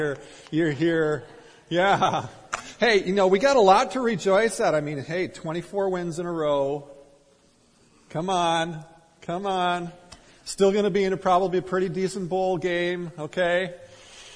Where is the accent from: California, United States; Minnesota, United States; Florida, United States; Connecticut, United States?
Minnesota, United States; growing up in Minnesota